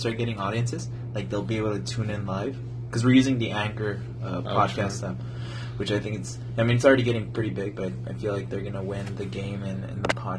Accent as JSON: {"language": "English", "town": "El Paso", "region": "Texas", "country": "United States", "said": "I'm from El Paso"}